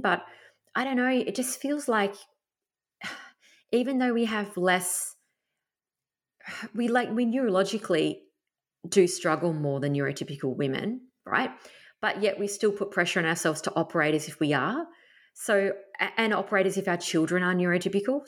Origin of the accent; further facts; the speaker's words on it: Tasmania, Australia; moved away; I grew up camping in Tassie